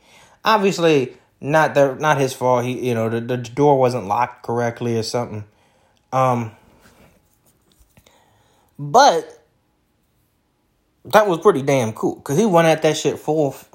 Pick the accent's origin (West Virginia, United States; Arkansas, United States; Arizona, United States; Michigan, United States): Michigan, United States; Detroit; I'm from Detroit